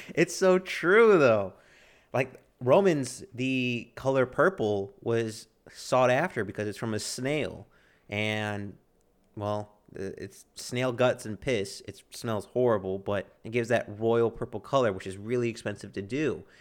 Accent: United States; I'm an American

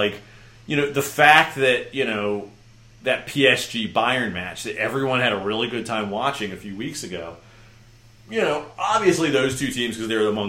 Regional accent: Baltimore, Maryland, United States; I'm from Baltimore. I'm a big fan of Baltimore sports teams

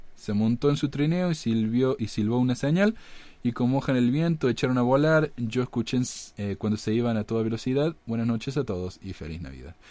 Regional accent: Córdoba, Argentina; ahí en mi ciudad natal de Córdoba

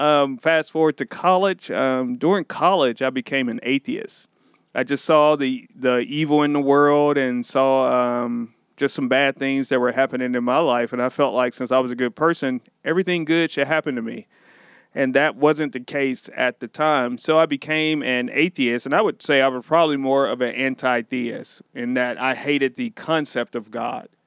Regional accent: Sikeston, Missouri, United States; Born and raised in Sykeston, Missouri.

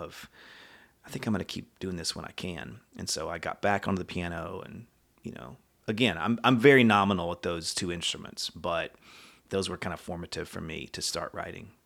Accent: College Station, Texas, United States; moved away; lived in Texas for most of my life in College Station, Bryan area

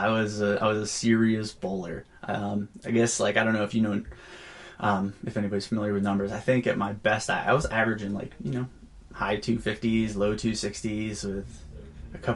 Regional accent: Auburn, New York, United States; now in Durango, United States; Born and raised in Auburn, New York, central New York area.

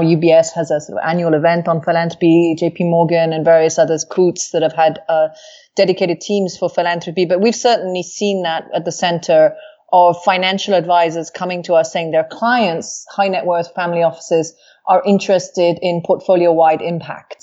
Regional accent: Wales, United Kingdom; moved away; I was raised in Wales where I was taught to speak Welsh.

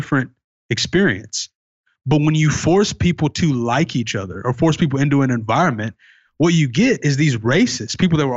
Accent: Tennessee, United States; here in my hometown in Tennessee, Jefferson Street

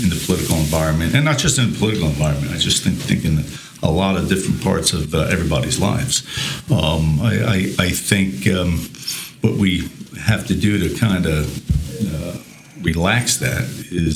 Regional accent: Newark, New Jersey, United States; I was born in Newark, New Jersey, and came from modest means with my family and my parents

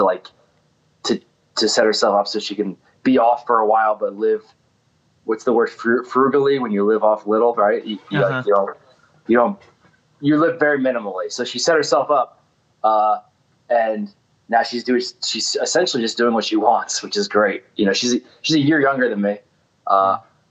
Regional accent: Clifton, New Jersey, United States; I was born in Chilton Hospital. I think that's in Clifton, New Jersey

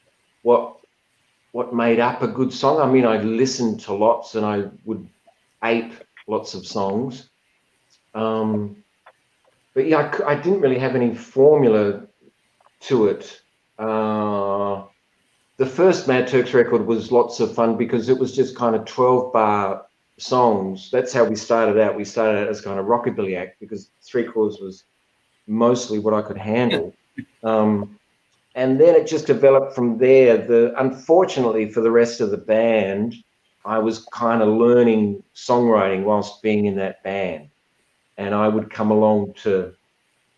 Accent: Adelaide, South Australia, Australia; I grew up in Adelaide

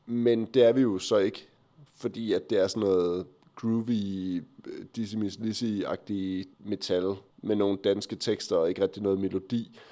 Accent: Aarhus, Central Denmark Region, Denmark; Jeg kommer fra Aarhus.

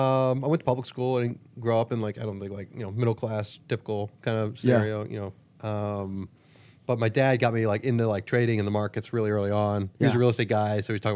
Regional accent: Washington, D.C. area, United States; D.C., right outside D.C., suburb.

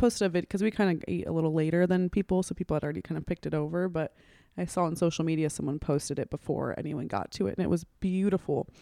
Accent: Sacramento, California, United States; now in Austin, United States; I'm from Sacramento, California

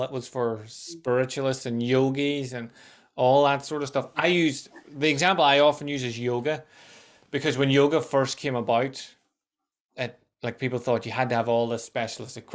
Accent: Tyrone, Northern Ireland, United Kingdom; we're both from Tyrone

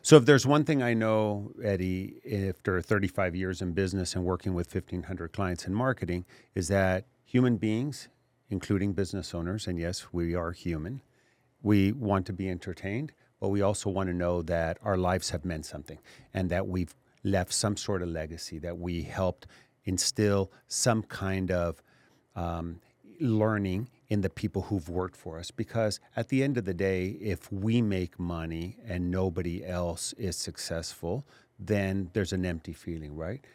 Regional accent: Laredo, Texas, United States; I grew up in Laredo

